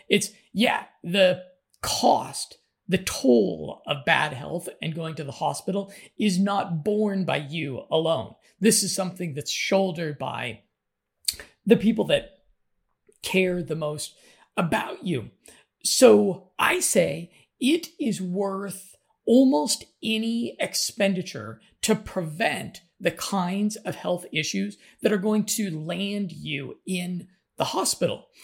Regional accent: United States; moved away; I'm an American

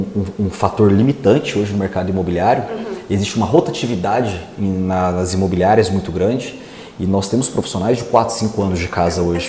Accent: Rio Verde, Goiás, Brazil; also born or lived in Itumbiara, Goiás; fiquei até os seis meses de idade e depois vim embora para Rio Verde. Então um Rio Verdense

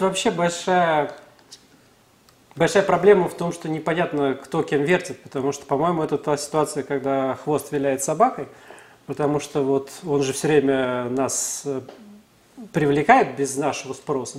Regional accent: Russia

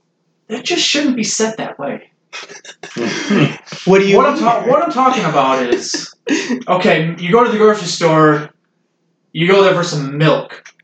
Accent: Michigan, United States; we're from Michigan.

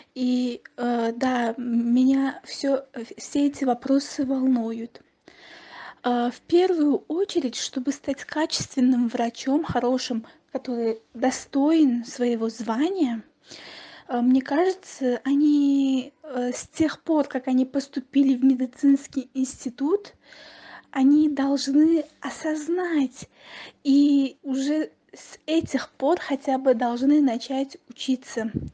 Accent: Tashkent, Uzbekistan; я из Ташкента

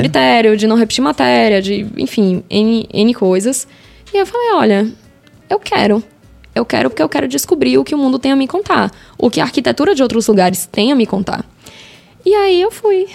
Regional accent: Salvador, Bahia, Brazil; Eu sou de Salvador

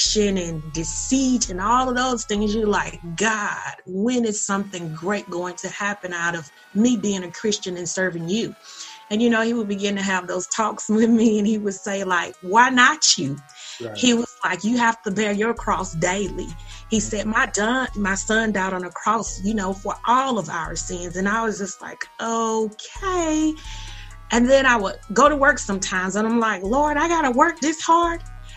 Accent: Perry, Georgia, United States; born or raised there

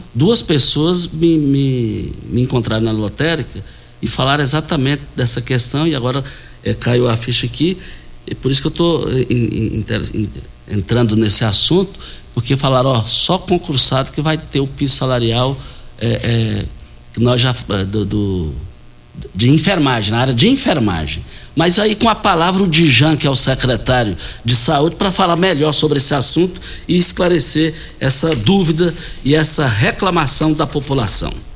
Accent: Rio Verde, Goiás, Brazil; Nós fomos criados juntos ali, é, no Bandeirantes

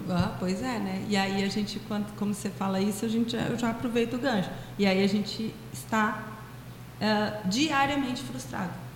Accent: Brazil; no nosso país, especialmente eu, né, lá no meu estado

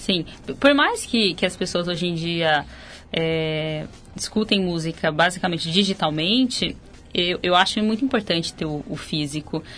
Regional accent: Ribeirão Preto, São Paulo, Brazil; eu sou de Ribeirão Preto, interior do estado.

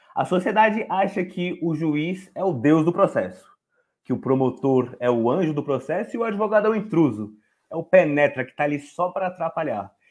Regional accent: São Paulo, Brazil; eu sou de São Paulo, da Zona Leste, e para quem conhece aqui, sabe que aqui é o buraco, é o esgoto do Estado. E devido a eu ter crescido aqui

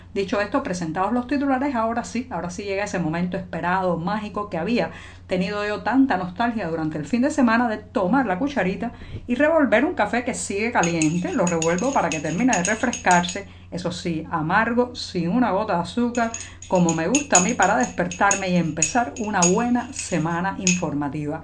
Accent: Cuba; cubana, periodista ciudadana

